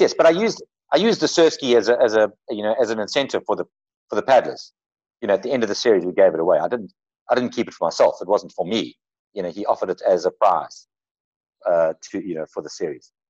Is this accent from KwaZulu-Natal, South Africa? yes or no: yes; Durban, KwaZulu-Natal, South Africa; moved away as an adult; also born or lived in Cape Town; I was, I was brought up in Durban.